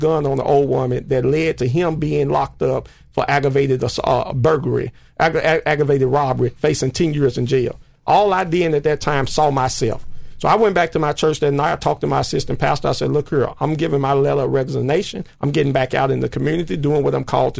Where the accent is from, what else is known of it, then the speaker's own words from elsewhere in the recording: United States; a young man growing up in the Dixon Home Projects